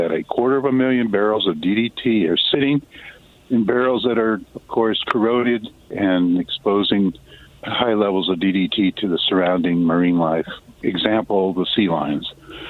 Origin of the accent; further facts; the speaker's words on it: Silicon Valley, California, United States; now in Seattle, United States; I was born and raised in California, grew up in the Silicon Valley, which was once the prune capital of the world.